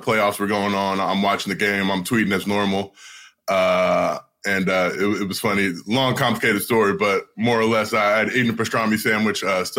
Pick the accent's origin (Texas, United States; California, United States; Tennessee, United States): California, United States; Los Angeles; also born or lived in Italy; growing up in L.A., growing up in Hollywood